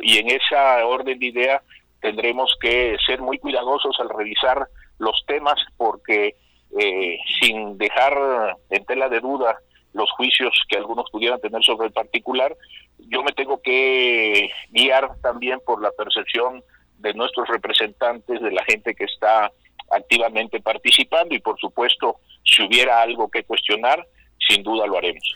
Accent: Tabasco, Mexico; now in Tepoztlán, Mexico; mi tierra, en Tabasco

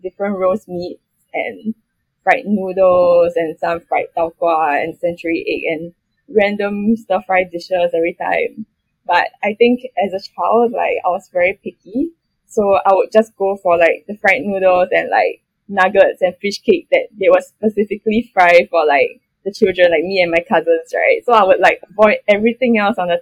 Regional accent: Singapore

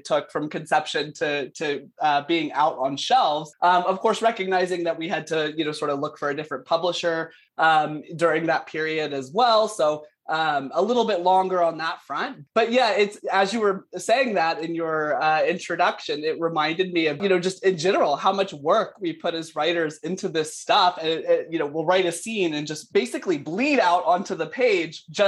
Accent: South Carolina, United States; now in Canada; I'm from South Carolina originally, although I am calling in from Canada, where I live now.

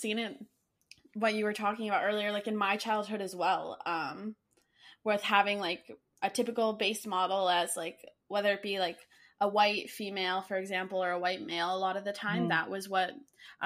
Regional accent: Canada; a Canadian myself

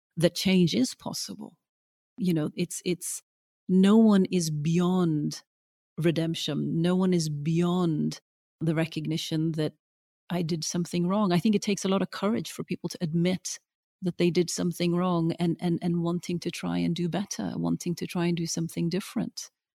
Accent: Norway; now in London, United Kingdom; growing up in Norway, I always felt like, you know, this strange sort of dark child in, in the sea of the blonde and the blue eyed.

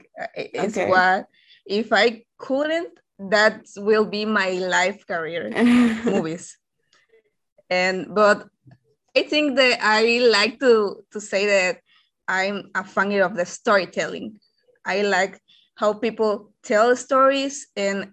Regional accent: Yucatán, Mexico; I'm from Mexico and Yucatan, for being more specific.

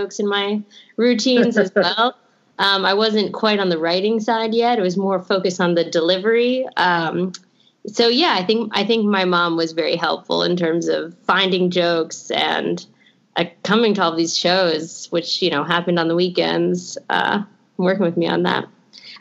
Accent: New York City, New York, United States; also born or lived in Los Angeles; I grew up on the Upper West Side, so there's a long, rich history of comedy and stand-up comedy here.

